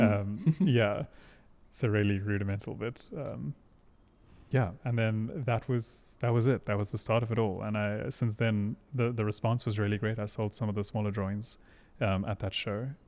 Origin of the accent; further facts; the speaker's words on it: Hermanus, Western Cape, South Africa; also born or lived in Pretoria; We moved off of the farm when I was like five or so. Um, and then we moved to a seaside town called Hermanus in the Western Cape